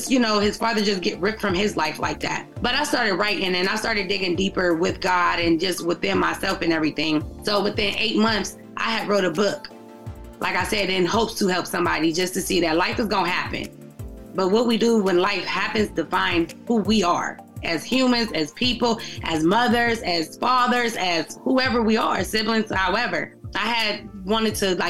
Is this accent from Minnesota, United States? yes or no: no; Youngstown, Ohio, United States; Born and raised in Youngstown, Ohio